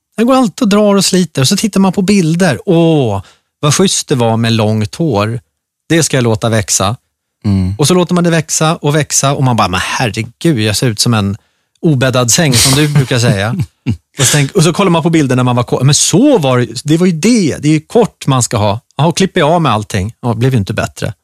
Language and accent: Swedish; Gustavsberg, Stockholm County, Sweden; där jag växte upp, i skärgården. Jag gick eh, i skola inne i ett litet brukssamhälle som heter Gustavsberg.